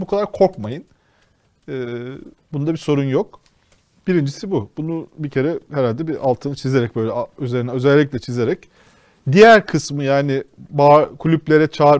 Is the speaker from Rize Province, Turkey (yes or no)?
yes; Rize Province, Turkey; Mesela ben Rizeliyim.